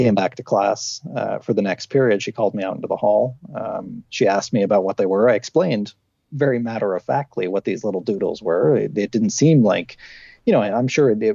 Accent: Canada; I grew up in a small town, a mining manufacturing town, which by the time I was growing up, all the mines and manufacturing had closed

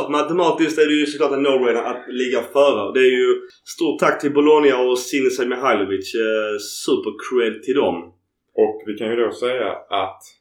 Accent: Sweden; Vi är ett gäng från Sverige som är ner.

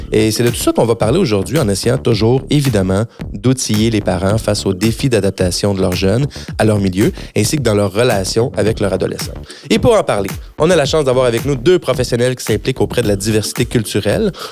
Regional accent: Quebec, Canada; born there; je suis né au Québec d'une mère francophone et d'un père italien

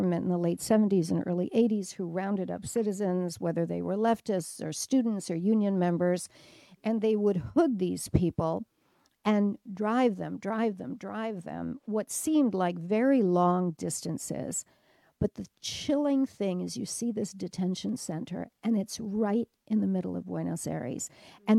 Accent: Detroit, Michigan, United States; I'm from Detroit

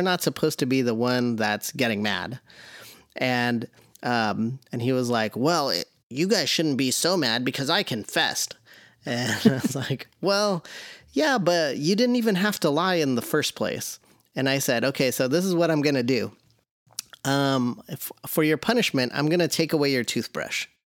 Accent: the Northwest, Pacific Northwest, United States; I was born and raised in the Northwest.

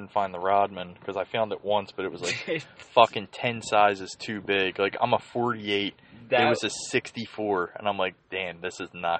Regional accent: Philadelphia, Pennsylvania, United States; my mom's half Irish, and, growing up in Holmesburg, Mayfair, you know quite a few Irish people.

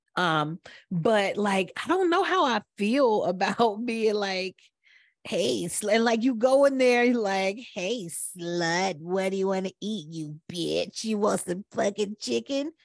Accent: Atlanta, Georgia, United States; we're from Atlanta

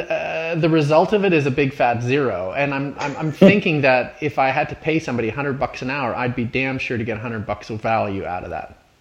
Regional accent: Canada; looking at it as a Canadian, as an outsider

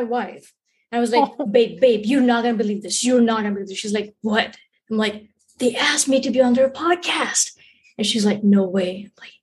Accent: India; moved away as an adult; now in United States; I was born and raised in India. I moved to the States in 2016 and I've been here since then.

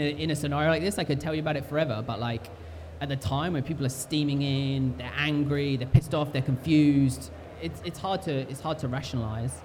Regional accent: United Kingdom; we're British

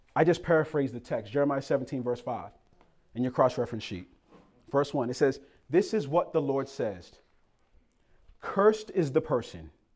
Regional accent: Boston, Massachusetts, United States; moved away; also born or lived in Cambridge, Massachusetts; So I'm from Boston, Massachusetts. Lived in Cambridge.

